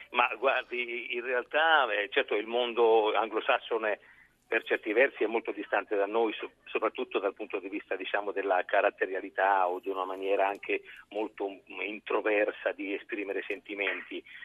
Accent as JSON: {"language": "Italian", "area": "Siena countryside", "region": "Tuscany", "country": "Italy", "tie": "born or raised there", "said": "al mio mondo contadino che, eh, in cui sono nato, nella Toscana e della campagna senese"}